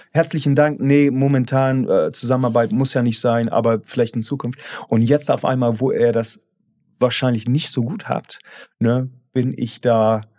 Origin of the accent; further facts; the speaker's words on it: England, United Kingdom; German is a second language; moved away as an adult; now in Germany; ich bin halt von meiner Herkunft irgendwie verfolgt, dass als Engländer